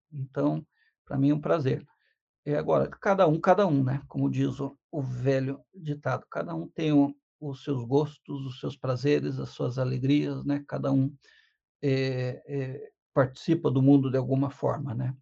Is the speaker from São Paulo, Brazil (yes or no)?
no; Curitiba, Paraná, Brazil; um curitibano nato